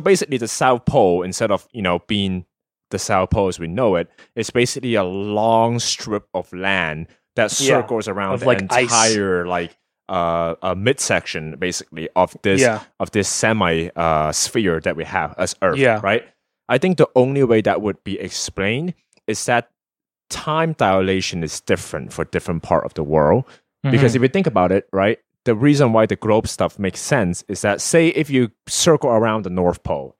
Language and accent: English; China; now in United States; if you want to take a cargo ship from my hometown of glorious communist China, right, all the way to a port in Los Angeles